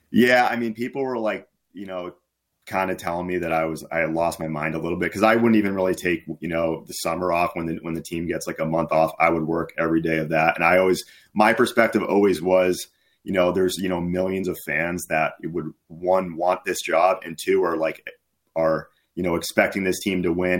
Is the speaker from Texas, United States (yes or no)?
no; Massachusetts, United States; I was, uh, from Massachusetts